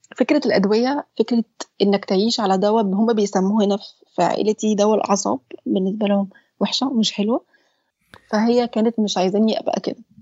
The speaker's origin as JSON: {"language": "Arabic", "country": "Egypt", "said": "احنا عندنا في مصر"}